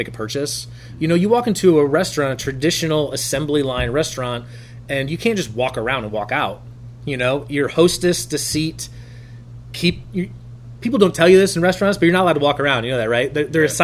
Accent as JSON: {"language": "English", "town": "Traverse City", "region": "Michigan", "country": "United States", "tie": "born or raised there", "said": "Traverse City, Michigan, my hometown at that time. I say Traverse City. I went to Glen Lake High School"}